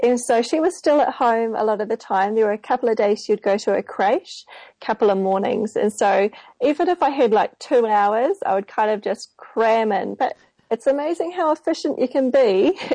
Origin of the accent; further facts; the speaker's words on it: Auckland, New Zealand; I'm from Auckland here in New Zealand on the bottom of the world.